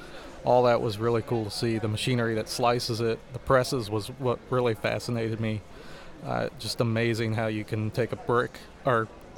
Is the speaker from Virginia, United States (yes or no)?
yes; Charlottesville, Virginia, United States; I'm from Charlottesville, Virginia.